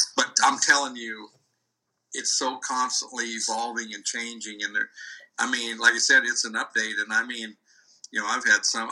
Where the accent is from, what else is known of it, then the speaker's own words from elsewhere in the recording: Iowa, United States; moved away; I was raised in Iowa